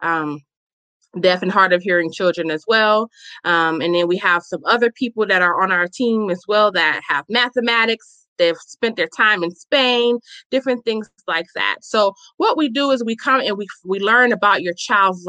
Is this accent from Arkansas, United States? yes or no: no; Chicago, Illinois, United States; now in Milwaukee, United States; I am a native born, born and raised in Chicago, Illinois, where we currently reside in Wisconsin, Milwaukee